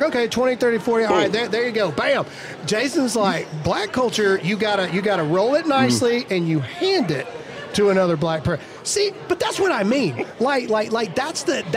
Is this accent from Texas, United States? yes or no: no; rural Mississippi, United States; a white dude who grew up in rural Mississippi